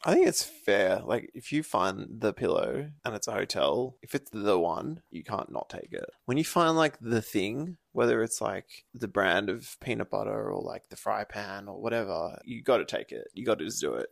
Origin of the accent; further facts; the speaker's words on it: Byron Bay, New South Wales, Australia; So when I grew up in Byron, I both had a long board and a razor scooter.